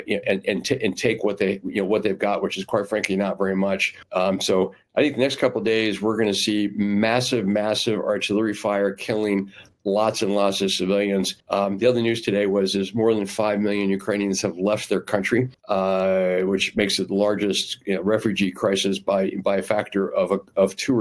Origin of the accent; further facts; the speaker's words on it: New England, United States; I'm from New England